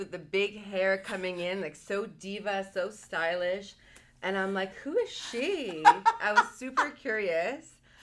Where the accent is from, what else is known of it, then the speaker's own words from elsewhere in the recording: Marcona, Ica, Peru; I come from a very small village. I was born in Peru, like the city's called Marcona.